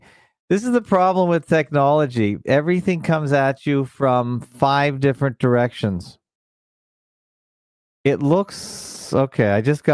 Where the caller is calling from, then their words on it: Toronto, Ontario, Canada; I come to you from the North Shores of Lake Ontario. Toronto, Ontario, Canada, the media capital of Canada